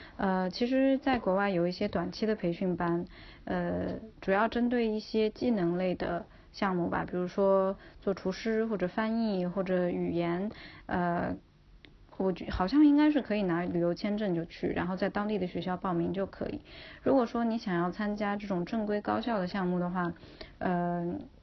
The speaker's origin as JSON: {"language": "Chinese", "country": "China", "also_born_or_lived": "Virginia, United States", "moved": "as an adult", "said": "然后我在国内又是英语专业嘛"}